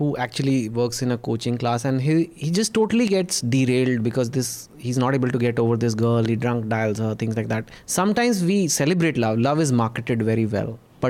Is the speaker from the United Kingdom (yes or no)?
no; Delhi, Punjab, India; But I'm from Punjab, Delhi, whatever.